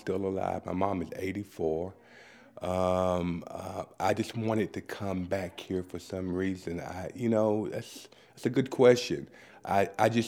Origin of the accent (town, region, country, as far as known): Pennington Gap, Virginia, United States; born or raised there; moved away; also born or lived in Boston